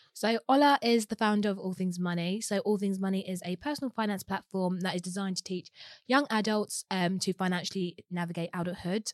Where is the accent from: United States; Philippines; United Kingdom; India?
United Kingdom; London; was born and raised in Walthamstow